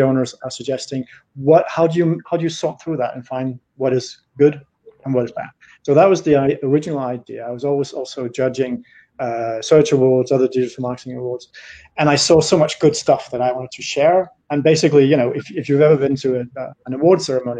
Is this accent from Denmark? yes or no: yes; Denmark; now in Paris, France; I'm Danish, but I've been in France for more years than I lived in Denmark